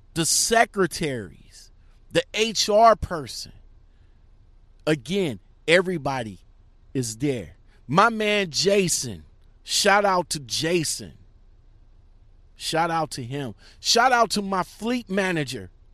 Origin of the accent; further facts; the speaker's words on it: Akron, Ohio, United States; another trucking company from my hometown